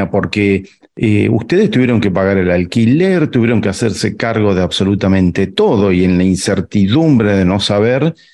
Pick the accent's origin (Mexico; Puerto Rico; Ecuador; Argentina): Argentina; nuestra dinámica de pensamiento como argentinos y argentinas